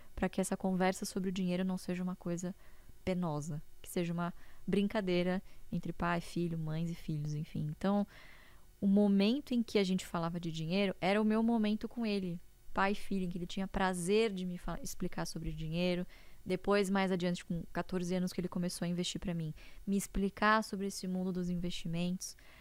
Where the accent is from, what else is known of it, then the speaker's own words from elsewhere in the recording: interior of São Paulo, Brazil; eu nasci em São Paulo, mas nós moramos boa parte da minha infância e adolescência no interior de São Paulo